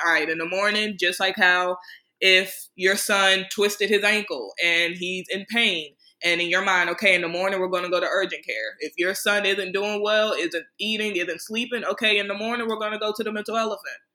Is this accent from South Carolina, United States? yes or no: no; Prince George's County, Maryland, United States; my hometown in PG County, Maryland